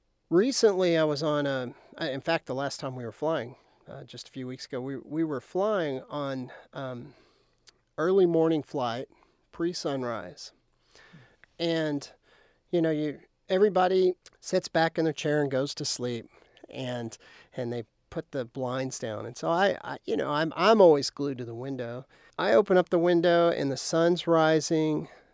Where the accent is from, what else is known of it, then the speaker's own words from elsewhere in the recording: Lubbock, Texas, United States; I grew up outside of Lubbock towards Brownfield, and we had a horse ranch out there. And so it was actually pretty isolated at the time.